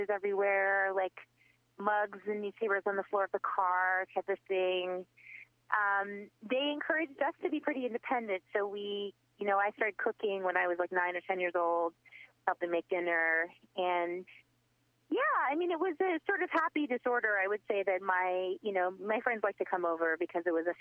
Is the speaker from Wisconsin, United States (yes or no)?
no; Baton Rouge, Louisiana, United States; also born or lived in Baltimore, Maryland / New Orleans, Louisiana / Brooklyn, New York; We moved from Baton Rouge to New Orleans when I was 14